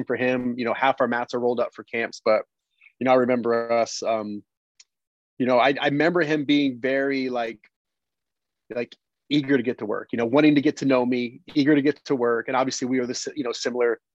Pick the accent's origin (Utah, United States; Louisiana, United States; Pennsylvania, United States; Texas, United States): Pennsylvania, United States; growing up in Pennsylvania